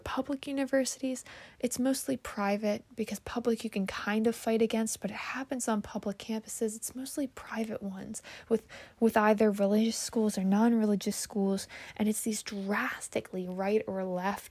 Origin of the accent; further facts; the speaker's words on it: United States; as an American